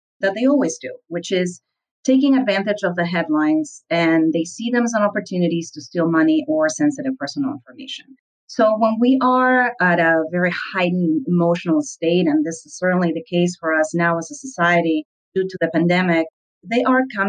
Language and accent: English; Lima, Peru; I grew up in Lima, Peru, and I was the daughter of a medical doctor